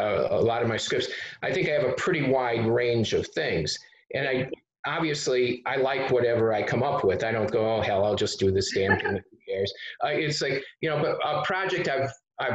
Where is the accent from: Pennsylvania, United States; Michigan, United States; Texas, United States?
Michigan, United States; Detroit; I come from Detroit